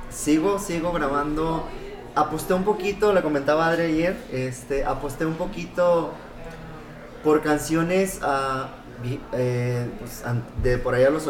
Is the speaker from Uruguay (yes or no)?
no; Jalisco, Mexico; Pero yo creo que como buen mexicano las rancheras, ¿no? y más pues de Jalisco